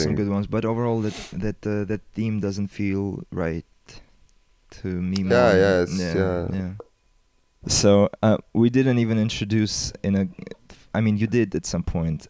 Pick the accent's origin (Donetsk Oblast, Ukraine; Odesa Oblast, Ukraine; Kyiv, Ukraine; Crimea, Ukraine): Kyiv, Ukraine; my background is I was born in Ukraine, lived here for most of my life. It's currently a war zone.